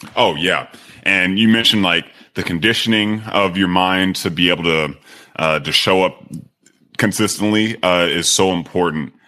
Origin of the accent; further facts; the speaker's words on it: Sacramento, California, United States; moved away as an adult; also born or lived in Miami; I'm originally from Sacramento, California, I grew up playing a lot of sports